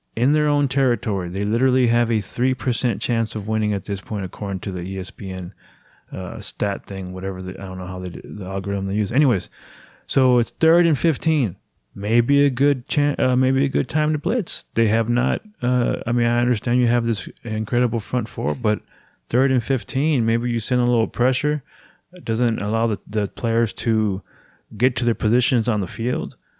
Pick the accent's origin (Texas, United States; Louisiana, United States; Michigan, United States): Texas, United States; Houston; my hometown of Houston, Texas